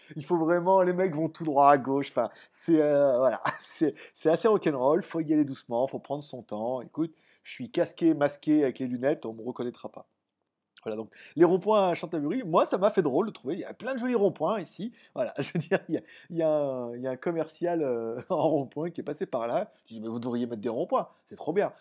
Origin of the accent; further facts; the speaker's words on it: France; now in Thailand; moi je suis français